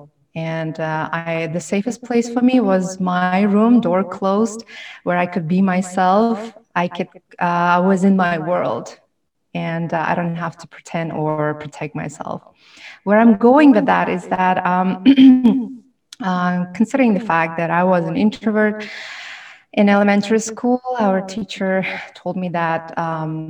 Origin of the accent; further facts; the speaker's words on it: Tashkent, Uzbekistan; English is a second language; moved away as an adult; also born or lived in Termez, Uzbekistan / Malaysia / Nashville, Tennessee; now in New York, United States; I'm from Tashkent, Uzbekistan. I moved to New York in 2015. It's almost 6 years ago. Wow, time flies. And I grew up and raised in Tashkent.